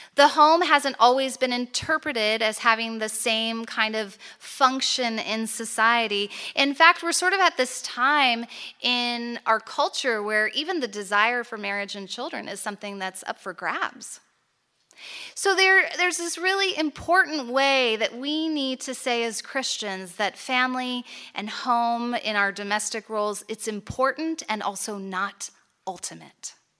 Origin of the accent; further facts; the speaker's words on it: United States; moved away as an adult; also born or lived in Chicago; now in Toronto, Canada; I grew up in the States